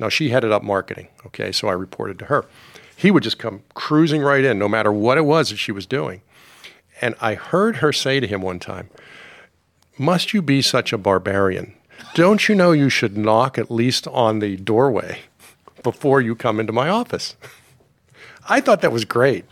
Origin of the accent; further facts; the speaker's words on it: Pittsburgh, Pennsylvania, United States; also born or lived in Washington, D.C.; I grew up mostly in Pittsburgh, lived in Washington, D C at various times in my life when I was a really young guy, and, um, and then, uh, high school and formative years were in Pittsburgh